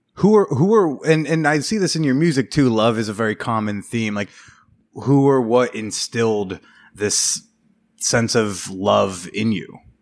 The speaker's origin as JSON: {"language": "English", "region": "New Jersey", "country": "United States", "tie": "born or raised there", "moved": "yes", "lives_now": "New York, United States", "said": "in my hometown, uh, home district, New Jersey Five"}